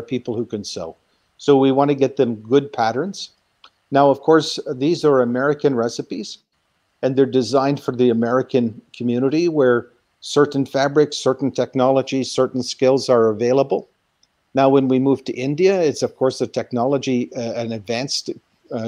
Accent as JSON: {"language": "English", "town": "Guelph", "region": "Ontario", "country": "Canada", "tie": "born or raised there", "moved": "yes", "lives_now": "Nairobi, Kenya", "said": "In my home community of Guelph, Ontario"}